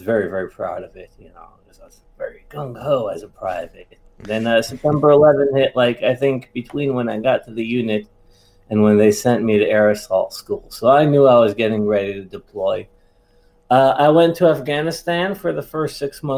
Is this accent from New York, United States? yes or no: yes; New York, United States; I'm from New York